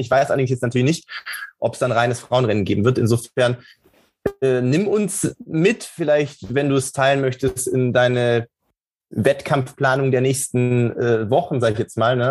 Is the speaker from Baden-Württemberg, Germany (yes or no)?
yes; Sindelfingen, Baden-Württemberg, Germany; moved away; ich bin in, äh, im, im Schwäbischen groß geworden